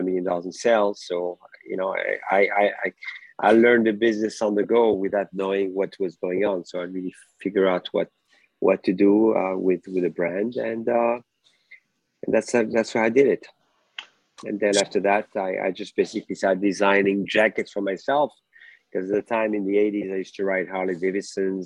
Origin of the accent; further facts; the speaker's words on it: France; moved away as an adult; now in United States; My background was mostly math and physics when I grew up in France. And when I moved to America